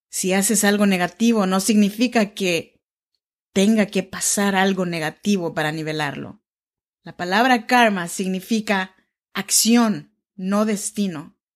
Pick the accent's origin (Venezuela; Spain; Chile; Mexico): Mexico; Oaxaca; now in Sacramento, United States; te saludo desde Sacramento, California. Yo soy oaxaqueña mexicana de la región chinanteca y vivo en Sacramento, California, desde hace ya más de 10 años.